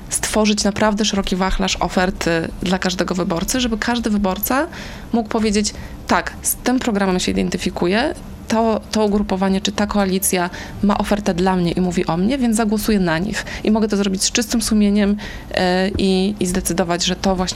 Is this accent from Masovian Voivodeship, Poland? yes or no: yes; Warsaw, Masovian Voivodeship, Poland; to właśnie Anka Górska z Kaszub i ja z Warszawy.